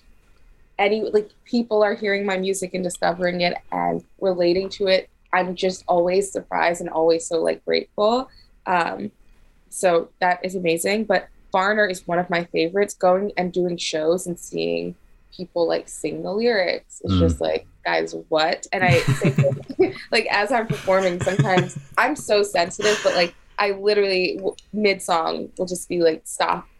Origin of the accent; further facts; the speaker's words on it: New York, United States; also born or lived in Los Angeles; I was born in New York